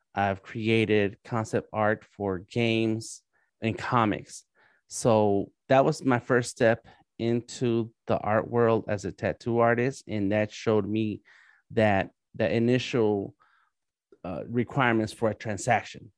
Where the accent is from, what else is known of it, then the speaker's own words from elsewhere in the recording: Los Angeles, California, United States; moved away as an adult; now in Atlanta, United States; I am born and raised in East